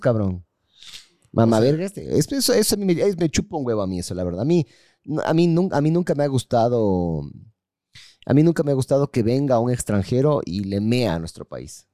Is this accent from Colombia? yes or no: no; Ecuador